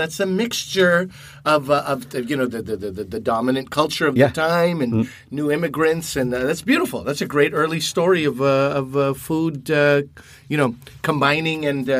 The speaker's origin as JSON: {"language": "English", "country": "Canada", "said": "he probably didn't even know it was Canadian, but I had my moment of national pride in that moment"}